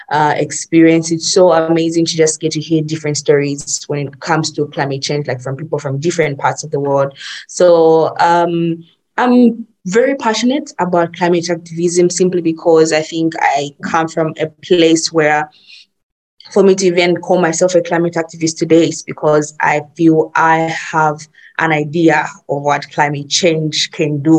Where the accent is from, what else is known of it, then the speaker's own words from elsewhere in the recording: Zambia; I'm from Zambia.